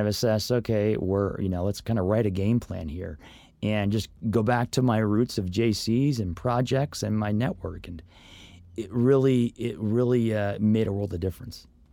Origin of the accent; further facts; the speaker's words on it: Orlando, Florida, United States; moved away as an adult; also born or lived in Los Angeles / Northridge; now in Santa Clarita, United States; growing up in Orlando